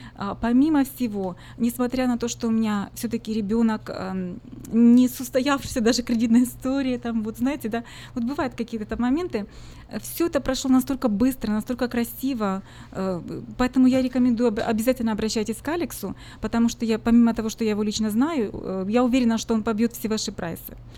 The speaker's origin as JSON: {"language": "Russian", "country": "Ukraine", "moved": "yes", "lives_now": "Sacramento, United States", "said": "я сама из Украины, хохлушка"}